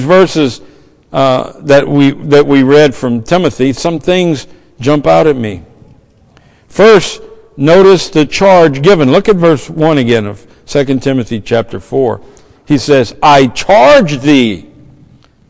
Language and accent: English; the South, United States; I'm from the South.